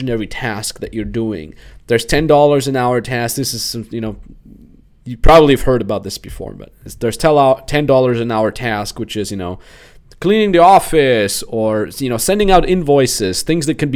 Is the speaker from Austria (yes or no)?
yes; Austria; moved away; in Austria, my hometown